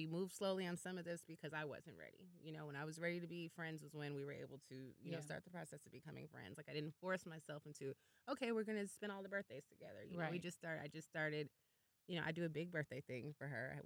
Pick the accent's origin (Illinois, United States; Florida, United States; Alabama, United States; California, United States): Illinois, United States; Chicago; moved away; we're both from Chicago and met out here